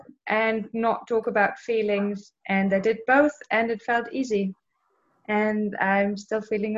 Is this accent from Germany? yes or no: yes; Germany; I'm from Germany.